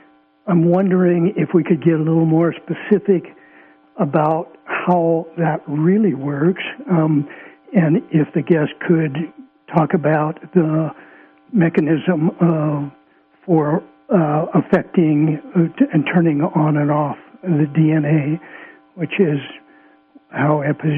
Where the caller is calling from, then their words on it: California, United States; From Southern Humboldt.